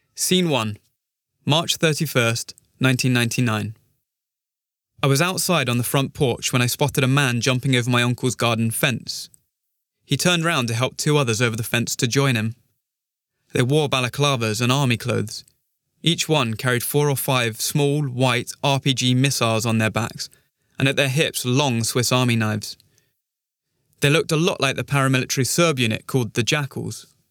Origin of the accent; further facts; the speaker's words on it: Pristina, Kosovo; Growing up in Pristina was fun